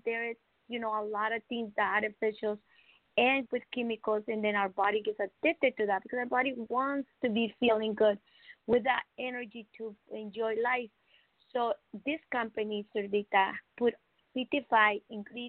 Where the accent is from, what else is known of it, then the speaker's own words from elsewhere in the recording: Mexico; now in California, United States; I'm from Mexico. So I live here in California, beautiful state